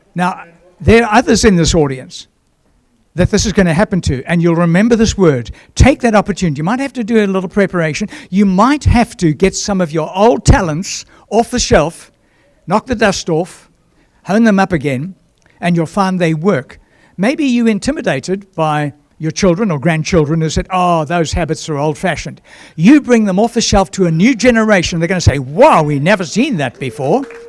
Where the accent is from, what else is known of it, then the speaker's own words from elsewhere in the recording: Durban, KwaZulu-Natal, South Africa; moved away; also born or lived in Johannesburg; my hometown, Durban south coast of Natal